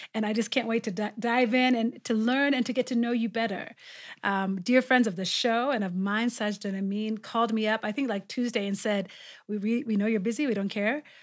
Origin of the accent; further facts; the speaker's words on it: Ethiopia; now in Kenya; my home country of Ethiopia